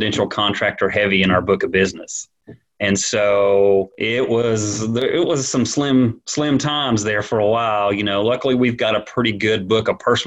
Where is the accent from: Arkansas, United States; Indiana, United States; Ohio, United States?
Arkansas, United States; Springdale; born and raised in Springdale.